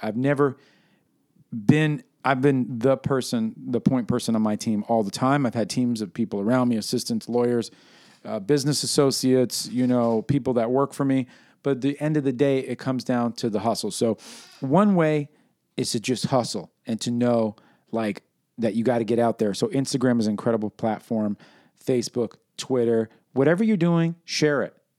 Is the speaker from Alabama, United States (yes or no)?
no; New York City, New York, United States; my experience growing up in New York City during the birth of hip-hop